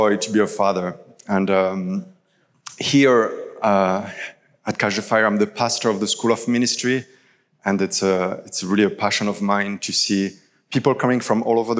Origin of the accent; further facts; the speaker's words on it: France; English is a second language; now in Toronto, Canada; I'm originally from France